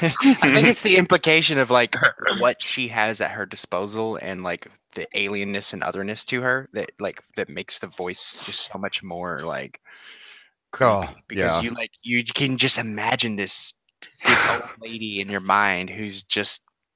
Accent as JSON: {"language": "English", "region": "Texas", "country": "United States", "said": "Like I'm a Texan"}